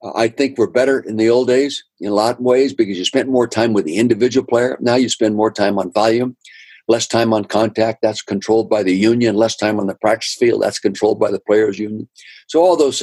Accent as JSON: {"language": "English", "town": "Calistoga", "region": "California", "country": "United States", "tie": "born or raised there", "said": "I grew up in the Napa Valley, north end of the Napa Valley, Calistoga."}